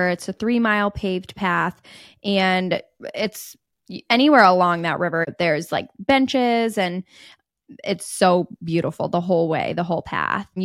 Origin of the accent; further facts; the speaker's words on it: Indianapolis, Indiana, United States; we grew up in Indianapolis, which doesn't even have an MLB team.